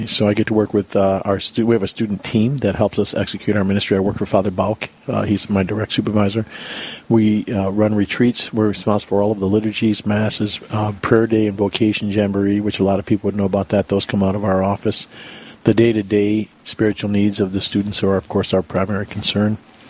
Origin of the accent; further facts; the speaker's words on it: Chicago, Illinois, United States; moved away as an adult; now in Bismarck, United States; I'm from Chicago originally. I moved up here 12 years ago.